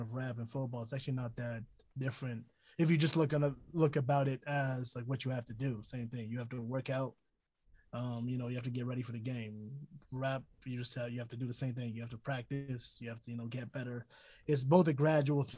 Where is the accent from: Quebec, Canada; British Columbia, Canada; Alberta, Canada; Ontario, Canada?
Alberta, Canada; Edmonton; also born or lived in Toronto; I've been here since the sixth grade